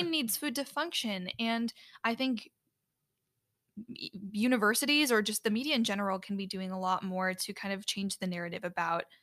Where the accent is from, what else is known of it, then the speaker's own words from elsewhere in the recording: Chicago, Illinois, United States; originated in my hometown area in the Chicago area.